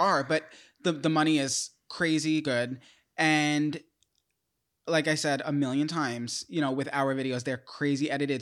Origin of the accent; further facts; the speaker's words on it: New York, United States; I'm from New York